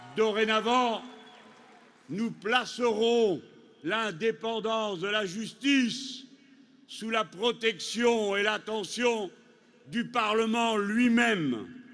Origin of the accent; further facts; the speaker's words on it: France; chez nous en France